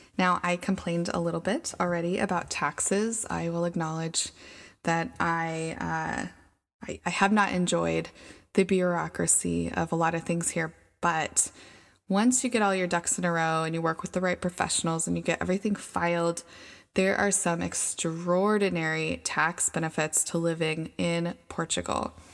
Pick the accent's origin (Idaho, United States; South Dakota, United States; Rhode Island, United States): Idaho, United States; moved away as an adult; also born or lived in Thailand; We are from Idaho. Idaho is a very low cost of living area.